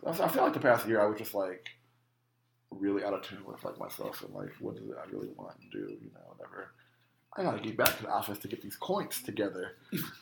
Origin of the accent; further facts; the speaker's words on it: United States; I'm from America